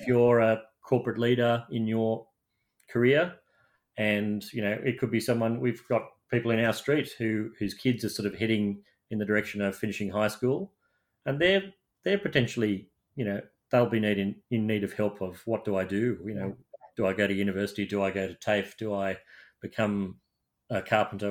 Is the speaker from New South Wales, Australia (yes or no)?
yes; Sydney, New South Wales, Australia; having grown up in Australia, in my hometown of Sydney